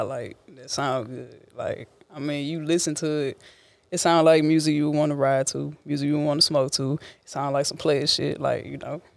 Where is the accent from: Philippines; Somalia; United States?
United States; Port Arthur, Texas; I'm from Port Arthur, Texas